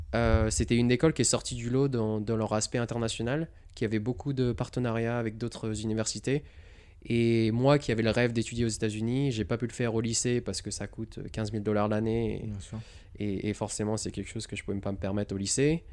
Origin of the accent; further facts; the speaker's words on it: Montélimar, Auvergne-Rhône-Alpes, France; moved away as an adult; also born or lived in Rouen, Normandy / Lyon; now in California, United States; on a déménagé dans le sud. Euh, vers Montélimar. Mm. Donc euh, Rhône-Alpes, Drôme. Et après, euh, j'ai grandi à Montélimar